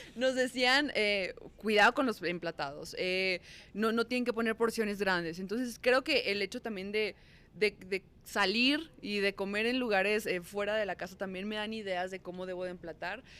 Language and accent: Spanish; Sonora, Mexico; moved away as an adult; now in Mexico City, Mexico; Yo soy de Sonora y me vine a la Ciudad de México a trabajar en conducción